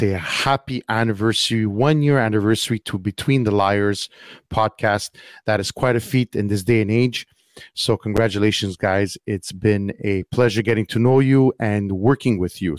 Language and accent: English; Montreal, Quebec, Canada; I am from Montreal, Canada, Quebec